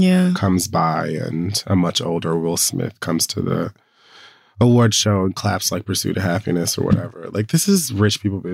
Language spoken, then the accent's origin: English; Jamaica; I'm Jamaican. We put salt on all the fruit.